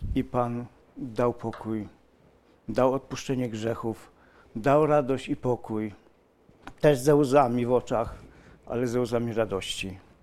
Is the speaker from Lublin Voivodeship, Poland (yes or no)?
no; near Malbork, Pomeranian Voivodeship, Poland; moved away as an adult; now in Silesia, Poland; ja pochodzę spod Malborka. Spod Malborka. Przyjechałem czterdzieści pięć lat temu na Śląsk.